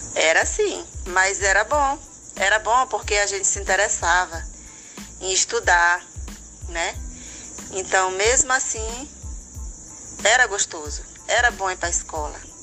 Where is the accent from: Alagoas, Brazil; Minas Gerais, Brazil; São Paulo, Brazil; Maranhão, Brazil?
Maranhão, Brazil; Imperatriz; Eu nasci aqui na Imperatriz, minha família toda era daqui.